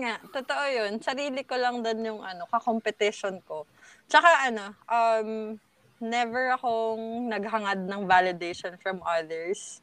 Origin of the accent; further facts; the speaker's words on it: Laguna, Calabarzon, Philippines; na taga Laguna ako. Taga Laguna kami.